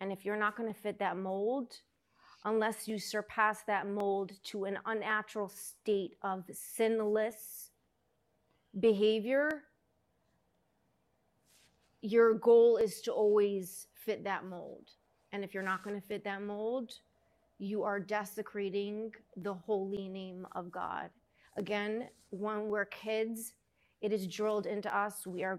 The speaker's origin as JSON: {"language": "English", "town": "Lakewood", "region": "New Jersey", "country": "United States", "tie": "born or raised there", "also_born_or_lived": "Los Angeles / Brooklyn", "said": "So I was 3, and then we moved to Brooklyn. Lived there till I was 9, and then we moved to New Jersey. To Lakewood, New Jersey."}